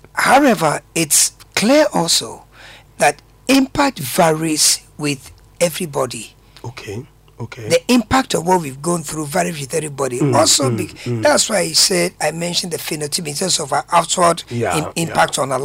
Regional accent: Accra, Greater Accra, Ghana; I grew up around Kanishi

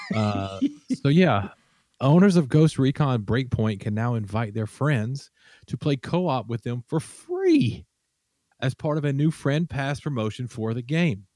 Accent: Alabama, United States; I'm from Alabama.

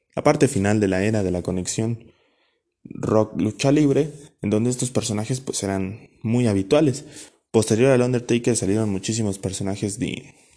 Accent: Mexico; como mexicano

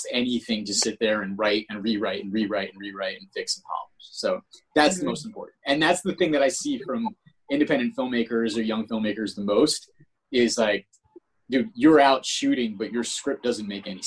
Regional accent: East Coast, United States; moved away as an adult; also born or lived in Los Angeles; I'm from the East Coast.

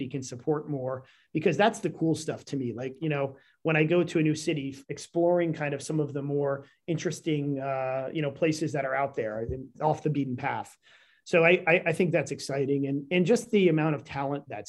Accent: Northern Illinois, United States; also born or lived in Texas / New York; now in Northwest Arkansas, United States; When I grew up in Northern Illinois, I'll tell you, we were right on the Wisconsin border in the middle of nowhere

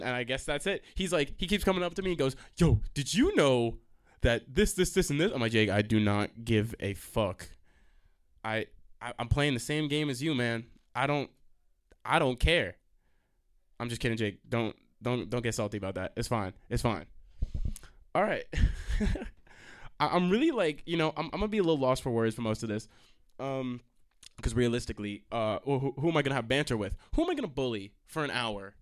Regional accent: Stony Brook, New York, United States; I'm from Long Island, you know. To be fair, I'm from the area of Stony Brook.

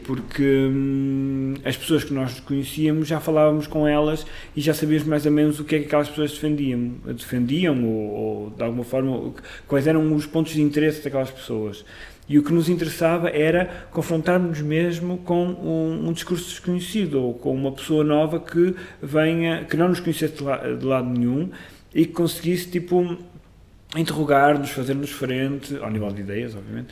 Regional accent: Amarante, Norte, Portugal; moved away as an adult; now in Lisbon, Portugal; um grupo de teatro que eu, que eu criei na minha terra, em Amarante

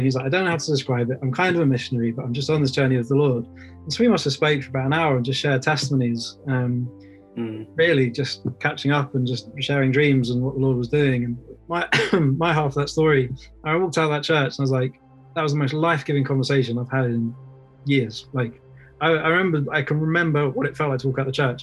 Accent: England, United Kingdom; born and raised in England

